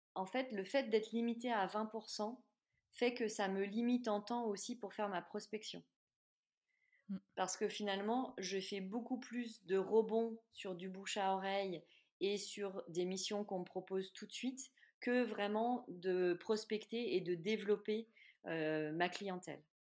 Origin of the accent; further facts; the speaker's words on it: Clermont-Ferrand, Auvergne-Rhône-Alpes, France; de par ma région d'origine